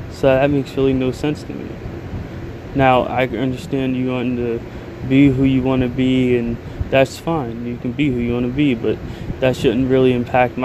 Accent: United States; as an American

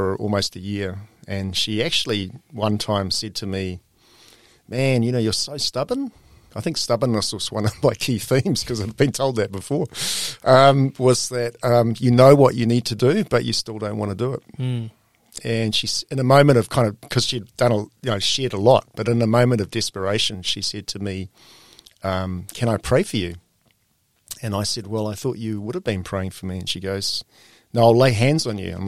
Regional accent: New Zealand; moved away as an adult; also born or lived in Greece / Turkey / Papua New Guinea / Australia

